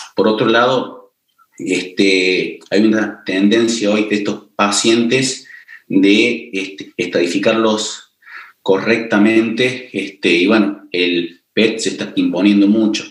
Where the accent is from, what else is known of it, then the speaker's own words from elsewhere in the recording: Córdoba, Argentina; also born or lived in Paris, France; soy cordobés, se darán cuenta cómo hablo